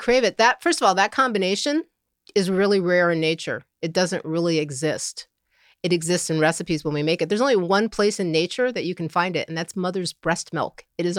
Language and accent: English; Upstate New York, United States; also born or lived in Elizabeth City, North Carolina; Upstate New York.